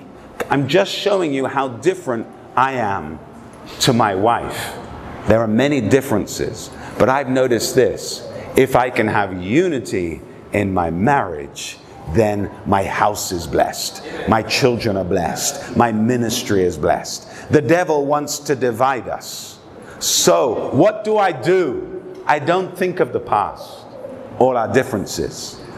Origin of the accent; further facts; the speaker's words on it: England, United Kingdom; I was brought up, I was raised in England. My father was a general in the British Army. I traveled from London, Oxford, Hong Kong, Moscow, Helsinki, many capital cities in the world